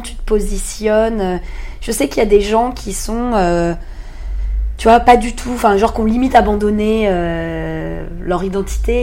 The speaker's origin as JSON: {"language": "French", "town": "Paris", "region": "Île-de-France", "country": "France", "moved": "yes", "lives_now": "Australia", "said": "je suis parisienne"}